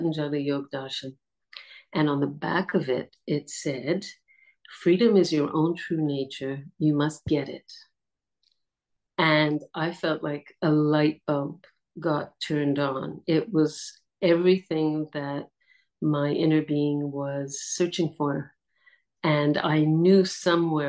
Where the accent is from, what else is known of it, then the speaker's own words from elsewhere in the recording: Montreal, Quebec, Canada; moved away as an adult; also born or lived in India; now in Portugal; I was born in Montreal, and I was born to a family of travelers